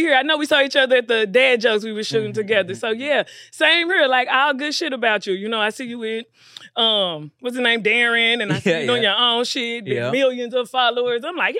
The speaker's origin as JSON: {"language": "English", "town": "Dallas", "region": "Texas", "country": "United States", "tie": "born or raised there", "moved": "as an adult", "lives_now": "Los Angeles, United States", "said": "I'm from Dallas, Oak Cliff, Texas. Okay. Born and raised."}